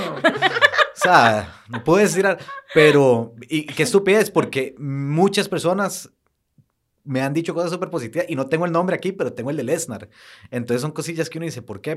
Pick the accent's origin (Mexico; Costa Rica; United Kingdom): Costa Rica; somos ticos